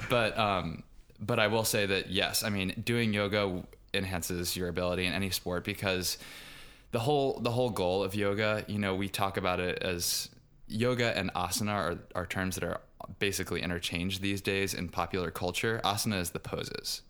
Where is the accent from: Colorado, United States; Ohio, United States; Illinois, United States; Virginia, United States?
Virginia, United States; Richmond; moved away; I grew up in Richmond, Virginia, which is not too far geographically south, but culturally speaking, still very much American South.